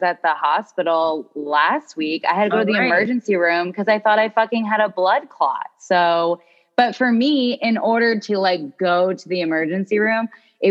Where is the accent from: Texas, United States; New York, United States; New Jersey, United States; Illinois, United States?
New Jersey, United States; Ewing; growing up in Ewing, New Jersey.